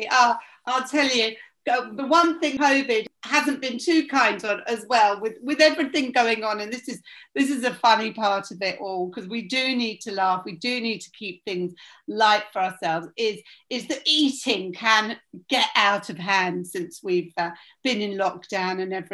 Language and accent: English; London, United Kingdom; also born or lived in Bournemouth; I was born in Bournemouth and we were, we used to go back there after we'd moved to London every weekend.